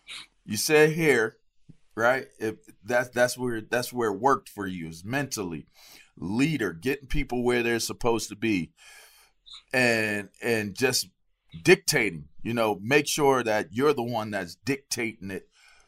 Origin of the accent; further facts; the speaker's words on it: Pittsburgh, Pennsylvania, United States; because for me, I'm from Pittsburgh. So you see I got my Penn State shirt on. Like linebacker is literally – the culture that I grew up in.